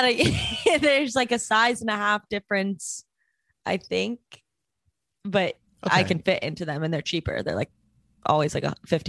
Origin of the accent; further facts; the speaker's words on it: Cleveland, Ohio, United States; listen, you're from LA, fancier socks. I'm from Cleveland.